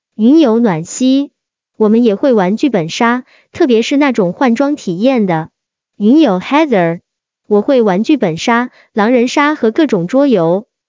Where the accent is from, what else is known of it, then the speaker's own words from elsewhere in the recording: Guangzhou, Guangdong, China; 我来自广州